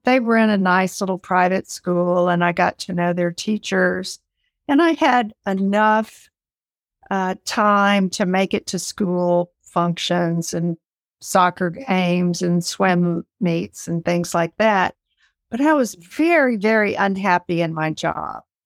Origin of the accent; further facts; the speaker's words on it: South Carolina, United States; I grew up in South Carolina in a typical home